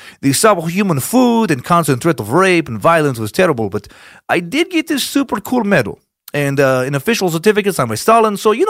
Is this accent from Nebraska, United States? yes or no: no; Idaho, United States; Growing up in Idaho and living out in the country as a kid, I used one.